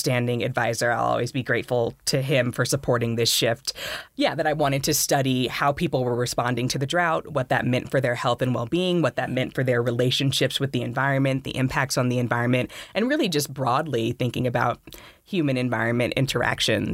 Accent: Los Angeles, California, United States; moved away as an adult; also born or lived in Florida; now in Boulder, United States; my experiences growing up in South Central, formerly South Central, now Central Los Angeles

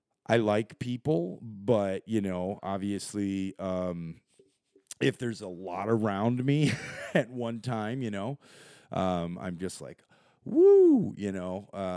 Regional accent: Argentina; I'm from Argentina. I hang out here, and I met this guy.

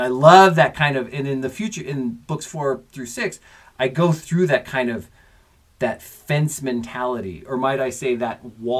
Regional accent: Colorado, United States; accent: Colorado; killed the front of my thick Colorado accent.

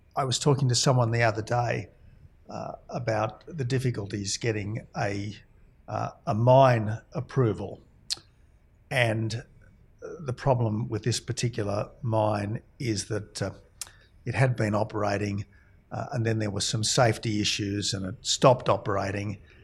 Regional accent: Australia; also born or lived in Oxford, England; as an Australian, I went to Oxford

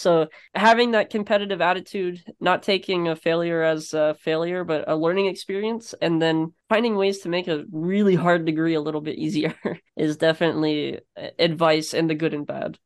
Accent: Florida, United States; now in North Carolina, United States; Growing up in Florida

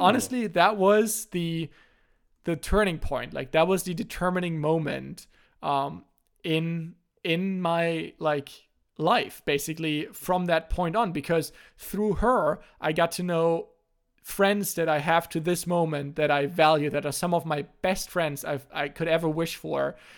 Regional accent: Germany; first language German; English is a second language; also born or lived in North Carolina; my native language in German

